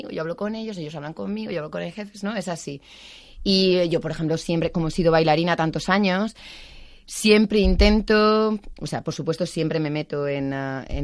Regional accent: Spain; moved away as an adult; also born or lived in Germany; de España

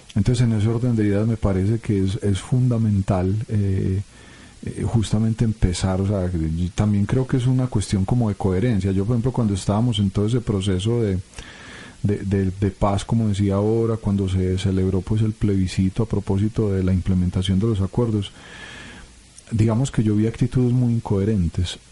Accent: Colombia; como colombianos

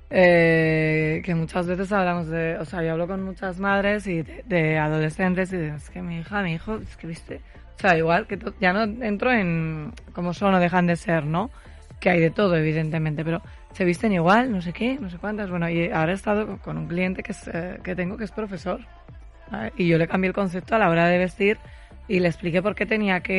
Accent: Zaragoza, Aragon, Spain

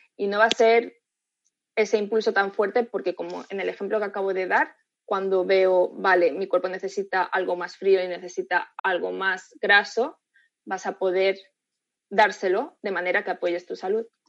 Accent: Spain; yo también soy española

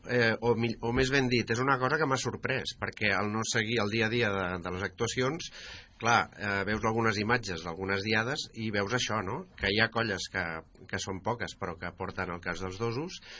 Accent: Vilanova i la Geltrú, Catalonia, Spain

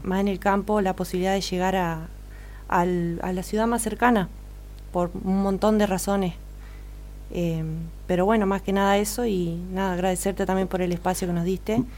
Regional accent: Seguí, Entre Ríos, Argentina; yo soy de Seguí

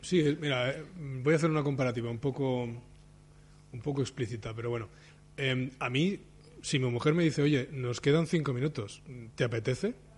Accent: Barcelona, Catalonia, Spain; como soy de Barcelona

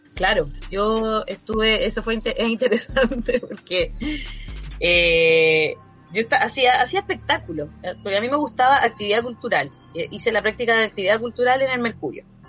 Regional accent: Chile; era chilena

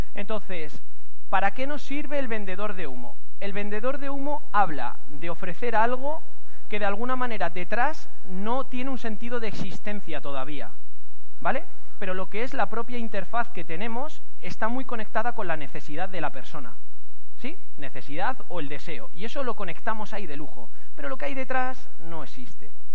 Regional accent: Castilla-La Mancha, Spain; manchego como yo, manchego

